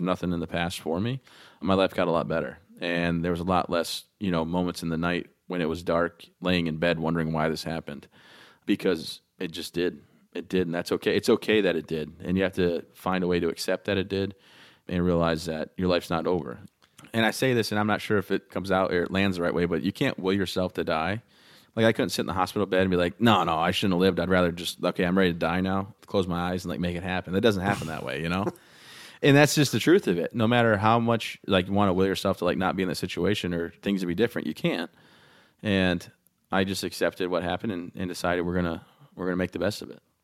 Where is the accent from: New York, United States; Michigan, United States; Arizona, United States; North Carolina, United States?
Michigan, United States; also born or lived in Texas; now in Maine, United States; I'm from Michigan